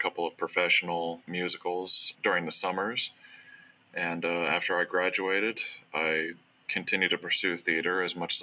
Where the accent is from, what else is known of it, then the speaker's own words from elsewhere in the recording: South Florida, United States; I grew up in South Florida